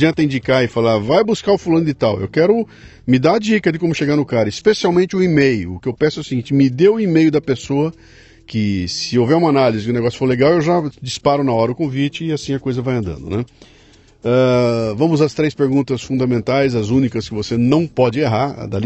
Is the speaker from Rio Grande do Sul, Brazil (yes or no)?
yes; Caxias do Sul, Rio Grande do Sul, Brazil; also born or lived in Porto Alegre; Nasci em Caxias do Sul.